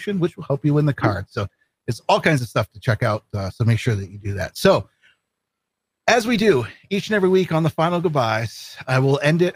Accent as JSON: {"language": "English", "region": "Vermont", "country": "United States", "tie": "born or raised there", "moved": "yes", "lives_now": "Maine, United States", "said": "I grew up in Vermont. I live in Maine now"}